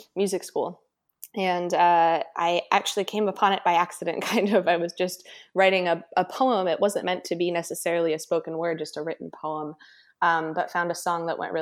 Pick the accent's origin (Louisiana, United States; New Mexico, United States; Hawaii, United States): New Mexico, United States; Santa Fe; moved away as an adult; now in California, United States; I'm originally from Santa Fe, New Mexico, and I moved out to California to go to music school.